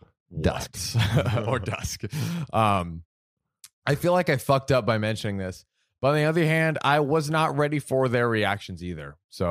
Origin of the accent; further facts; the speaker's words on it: Texas, United States; they asked me where I'm from, and I mentioned I'm from Texas.